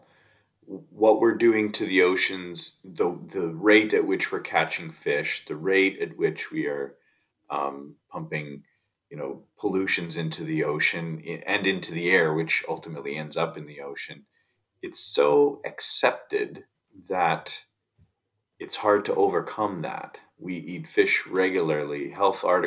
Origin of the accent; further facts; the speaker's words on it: Saskatchewan, Canada; also born or lived in Australia / Bahamas; now in Vancouver Island, Canada; I grew up in Saskatchewan in the prairies, and so I was really far from any ocean